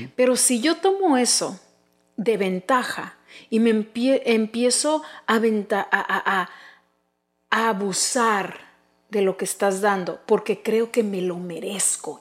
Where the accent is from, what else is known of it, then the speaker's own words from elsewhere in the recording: United States; somos México americanos súper orgullosos de tener descendencia mexicana, pero también americana